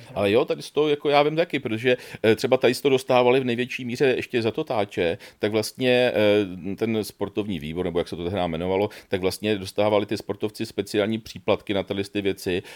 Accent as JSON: {"language": "Czech", "town": "Kladno", "region": "Central Bohemian Region", "country": "Czechia", "said": "já pocházím z Kladna"}